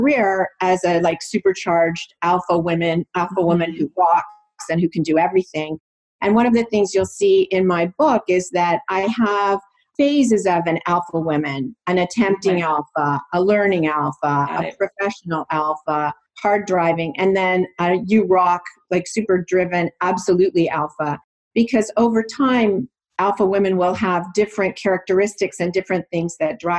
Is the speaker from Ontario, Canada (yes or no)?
yes; Toronto, Ontario, Canada; now in New Jersey, United States; I was born and raised in Toronto, Canada, and now I live in New Jersey.